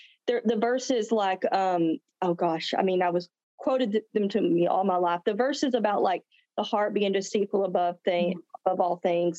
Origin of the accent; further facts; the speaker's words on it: the South, small town Texas, United States; I'm from the South. I live in Texas, small town Texas.